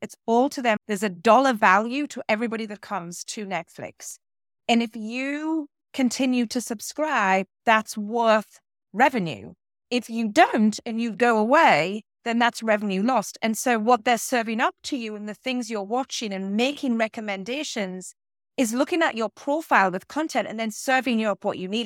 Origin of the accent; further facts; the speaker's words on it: small town between Newcastle and Durham, North East England, United Kingdom; accent: British; moved away as an adult; also born or lived in London / Boston; now in Concord, Massachusetts, United States; I am from the northeast of England, a very little town in between what is known as Newcastle and Durham